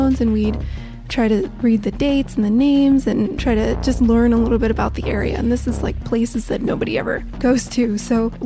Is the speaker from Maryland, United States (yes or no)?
yes; Silver Spring, Maryland, United States; I'm from Washington, D.C., Silver Spring, Maryland, just north of D.C.